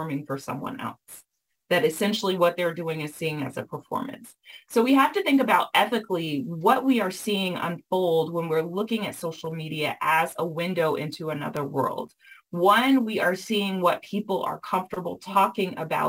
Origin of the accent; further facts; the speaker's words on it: the South, United States; I was raised in the South and raised by folks who were raised with older people